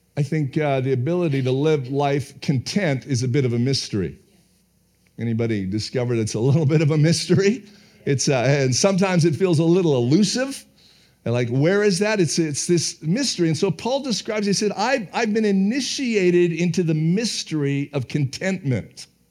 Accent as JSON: {"language": "English", "country": "Canada", "said": "being a Canadian"}